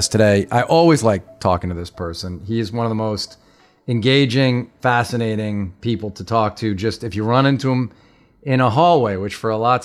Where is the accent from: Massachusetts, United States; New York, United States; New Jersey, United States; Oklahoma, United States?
New York, United States; Long Island; when I was a kid growing up on Long Island